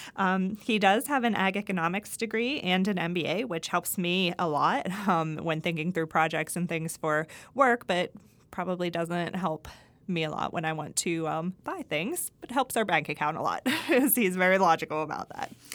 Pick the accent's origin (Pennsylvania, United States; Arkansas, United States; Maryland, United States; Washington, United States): Pennsylvania, United States; Greensburg; moved away as an adult; also born or lived in Ohio / Kentucky; now in Mississippi, United States; I'm originally from Greensburg, Pennsylvania